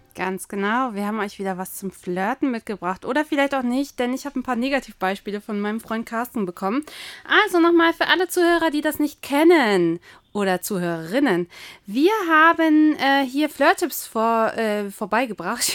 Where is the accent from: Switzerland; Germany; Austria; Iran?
Germany; East Germany; Ich komme ja aus Ostdeutschland